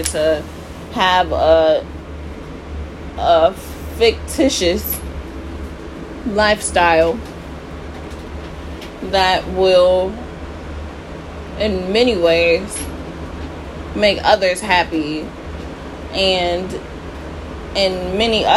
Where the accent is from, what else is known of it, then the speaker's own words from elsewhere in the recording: United States; being an American citizen